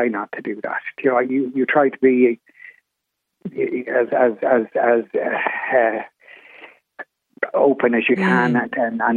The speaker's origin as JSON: {"language": "English", "town": "Killarney", "region": "Munster", "country": "Ireland", "tie": "born or raised there", "said": "not in Killarney, not in my hometown"}